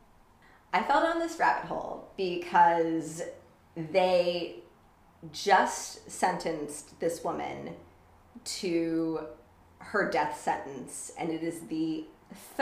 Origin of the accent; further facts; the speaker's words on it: Florida, United States; also born or lived in Land O'Lakes, Florida; I'm from Florida